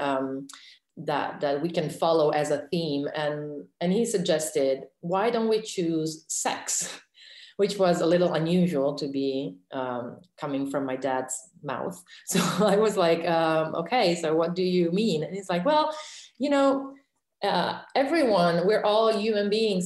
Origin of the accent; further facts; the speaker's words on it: Reggio Emilia, Emilia-Romagna, Italy; in Reggio Emilia, which is my hometown